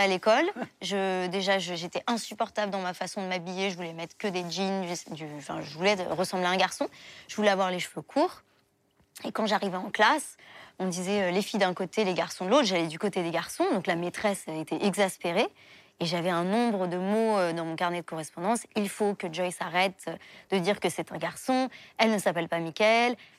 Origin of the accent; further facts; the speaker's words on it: Paris, Île-de-France, France; also born or lived in Levallois-Perret; je suis née à Levallois-Perret, mais j'ai toujours vécu à Paris